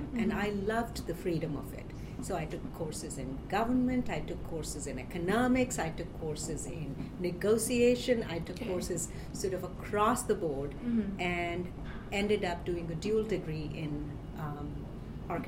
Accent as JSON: {"language": "English", "region": "Delhi", "country": "India", "tie": "born or raised there", "moved": "as an adult", "lives_now": "New York City, United States", "said": "I grew up in India in a big city, Delhi."}